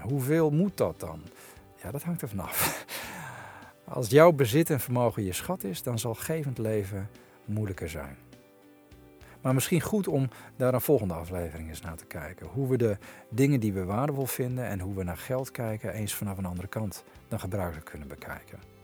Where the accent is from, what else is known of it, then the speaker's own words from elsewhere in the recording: Netherlands; we als Nederlanders